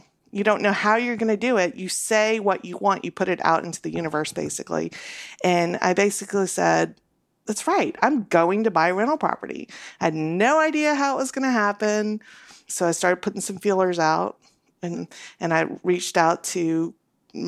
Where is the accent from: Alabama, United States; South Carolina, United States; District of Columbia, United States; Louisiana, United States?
Louisiana, United States; New Orleans; now in Nashville, United States; I grew up in New Orleans in the 80s